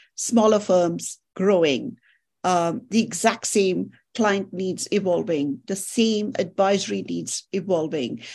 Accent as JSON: {"language": "English", "country": "India", "tie": "born or raised there", "moved": "yes", "said": "I grew up in India"}